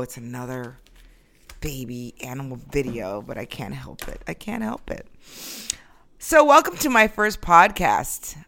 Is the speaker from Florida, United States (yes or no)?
yes; Florida, United States; moved away as an adult; now in New York, United States; I left here when I was six, and I grew up in Florida